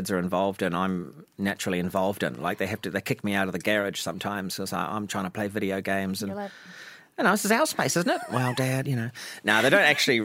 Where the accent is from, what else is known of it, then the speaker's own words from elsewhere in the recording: New Zealand; moved away as an adult; now in United States; I'm a New Zealand icon